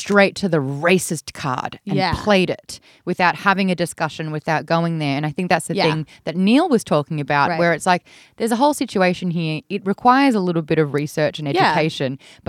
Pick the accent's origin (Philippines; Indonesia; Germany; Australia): Australia; now in United States; growing up in Australia